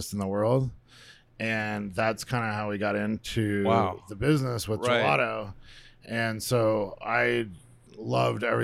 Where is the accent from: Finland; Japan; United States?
United States; Arizona; I was born here in Arizona and stayed here. So born and raised, they call a native